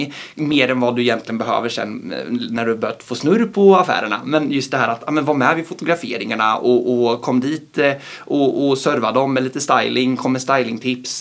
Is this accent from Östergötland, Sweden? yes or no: yes; Linköping, Östergötland, Sweden; jobba i min hemstad